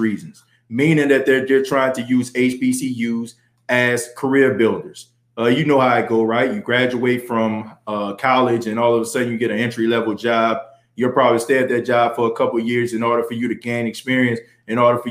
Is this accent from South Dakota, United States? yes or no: no; New Orleans, Louisiana, United States; a lifelong Saints fan growing up in New Orleans